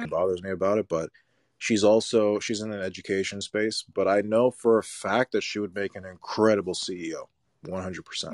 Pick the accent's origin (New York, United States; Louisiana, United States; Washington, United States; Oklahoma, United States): New York, United States; New York City; Growing up in New York City, I had my first company in Brooklyn when I was seventeen.